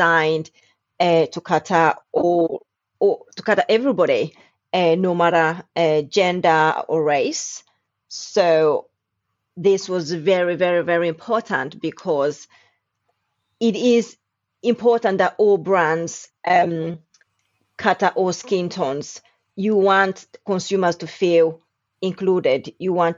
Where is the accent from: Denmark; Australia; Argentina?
Denmark; moved away as an adult; also born or lived in Uganda; now in London, United Kingdom; I was born in Uganda and raised in Denmark